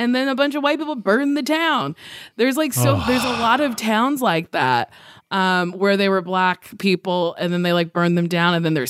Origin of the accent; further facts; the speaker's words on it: Lincroft, New Jersey, United States; Lincroft, New Jersey.